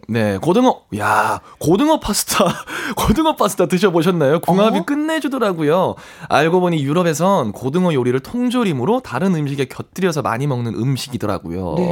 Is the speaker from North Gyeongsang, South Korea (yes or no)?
yes; Andong, North Gyeongsang, South Korea; moved away; 제가 고향이 경북 안동이고